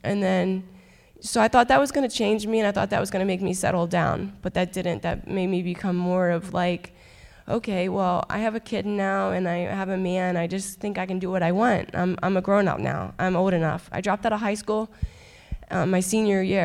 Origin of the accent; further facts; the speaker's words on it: Halifax, Pennsylvania, United States; I'm originally from Halifax. I grew up in a very broken home